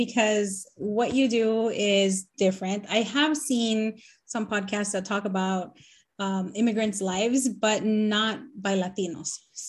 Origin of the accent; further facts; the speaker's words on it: Nicaragua; now in United States; Because I'm from Nicaragua, so, and I like the heat, so I'm like, why? And now I'm living in the cold, and I'm in Maryland now.